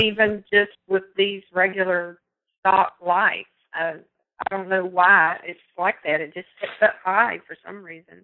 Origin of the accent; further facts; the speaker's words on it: East Texas, United States; I'm from East Texas